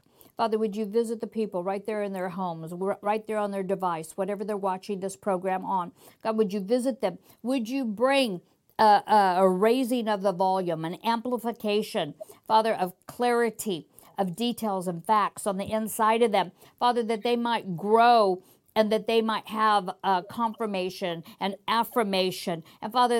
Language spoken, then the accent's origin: English; United States; I'm American